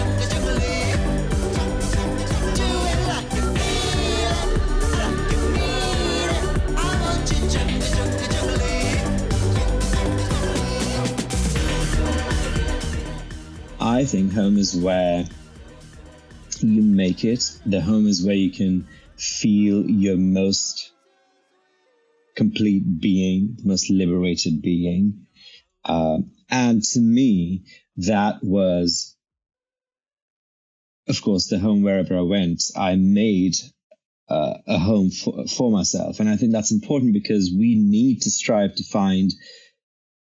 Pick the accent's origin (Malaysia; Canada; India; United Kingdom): India; now in San Francisco, United States; I'm a brown person and I'm ethnically Indian. And when I lived in India, I was a really chubby big kid